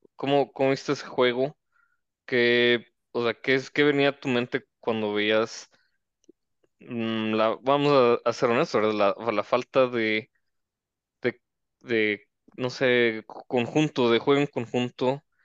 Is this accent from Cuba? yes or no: no; Mexico; also born or lived in Mexico City; somos los primeros que luchamos como mexicanos